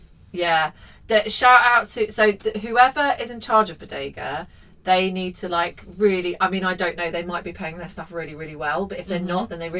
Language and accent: English; Leicester, East Midlands, United Kingdom; I was born in Leicester.